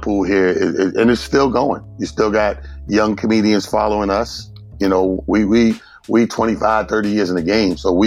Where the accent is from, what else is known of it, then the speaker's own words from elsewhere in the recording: Mount Vernon, New York, United States; also born or lived in Atlanta, Georgia; I'm born and raised in a small town called Mount Vernon, New York